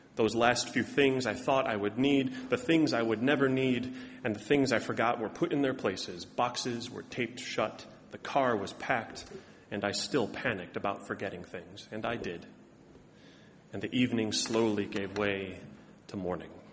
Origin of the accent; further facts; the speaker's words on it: Chicago, Illinois, United States; moved away as an adult; also born or lived in Ohio / Massachusetts; now in Boston, United States; as a good Southside Chicagoan that I am